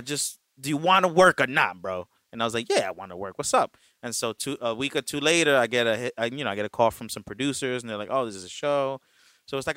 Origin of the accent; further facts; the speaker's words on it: New York City, New York, United States; moved away as an adult; now in Los Angeles, United States; I'm from Brooklyn.